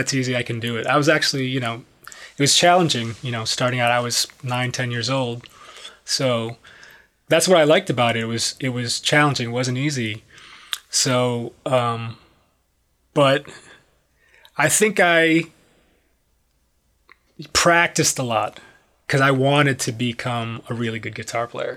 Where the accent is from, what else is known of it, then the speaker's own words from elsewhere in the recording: Detroit, Michigan, United States; moved away as an adult; also born or lived in Miami; I'm from Detroit, Michigan